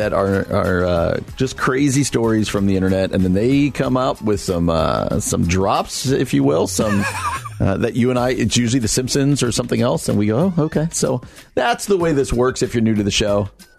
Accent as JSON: {"language": "English", "region": "New Jersey", "country": "United States", "tie": "born or raised there", "said": "The next one's my home state, New Jersey."}